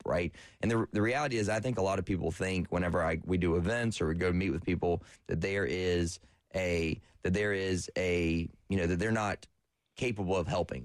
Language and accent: English; Florence, South Carolina, United States; I'm from Florence originally, went to Carolina